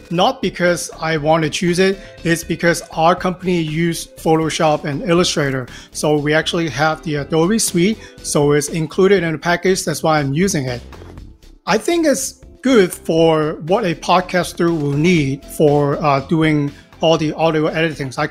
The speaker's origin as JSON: {"language": "English", "town": "Los Angeles", "region": "California", "country": "United States", "said": "I'm from Los Angeles, California."}